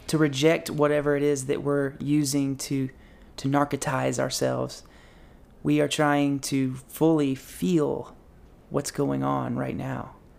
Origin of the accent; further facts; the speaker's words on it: Boone, North Carolina, United States; I'm wanting to go here in my hometown to App State to get a Master of Social Work.